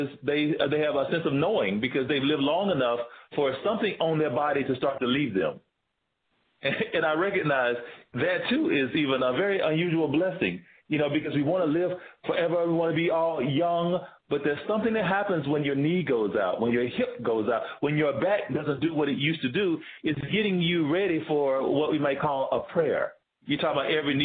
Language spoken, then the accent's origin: English; Tennessee, United States; moved away as an adult; also born or lived in Georgia; now in Bay Area, United States; I'm from Tennessee